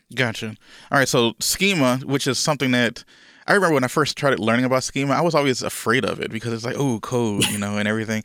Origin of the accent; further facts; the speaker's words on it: Louisiana, United States; I'm originally from Louisiana, right? I'm, I'm from the, the, the good old South here in the United States.